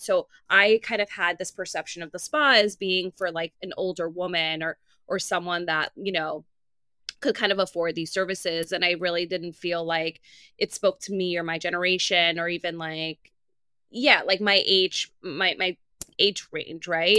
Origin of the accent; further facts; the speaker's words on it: New York City, New York, United States; I'm from Queens. I came to the city when I was seventeen years old